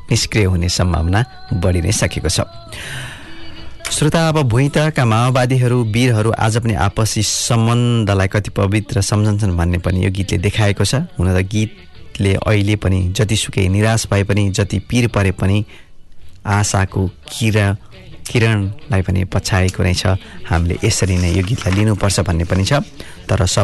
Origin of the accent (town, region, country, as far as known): Nepal; now in Canterbury, United Kingdom